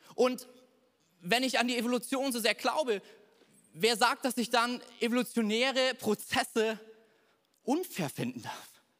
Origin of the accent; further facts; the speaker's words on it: Thuringia, Germany; bei uns in Thüringen